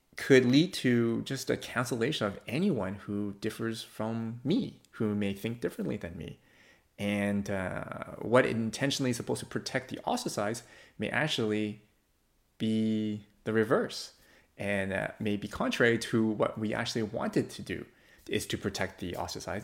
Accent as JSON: {"language": "English", "country": "Canada", "said": "I do value being a Canadian."}